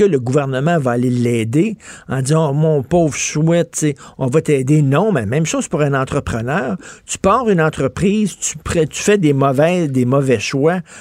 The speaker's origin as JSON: {"language": "French", "region": "Quebec", "country": "Canada", "said": "Je suis un bon Québécois. Je voulais que mon entreprise demeure au Québec."}